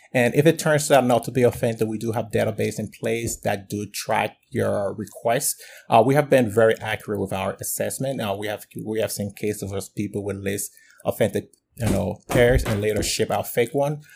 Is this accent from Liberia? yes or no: yes; Liberia; now in United States; I'm originally from Liberia, West Africa, and I've been in the U S for probably over, uh, over twelve years